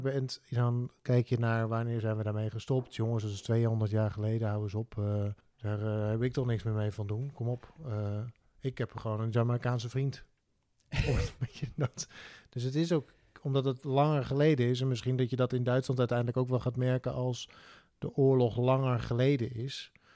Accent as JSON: {"language": "Dutch", "country": "Netherlands", "said": "wij als Nederlanders"}